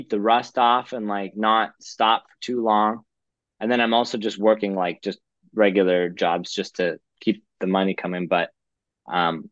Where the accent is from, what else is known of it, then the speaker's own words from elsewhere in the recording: Calgary, Alberta, Canada; moved away as an adult; now in Vancouver, Canada; I'm from Calgary, but I'm living in Vancouver right now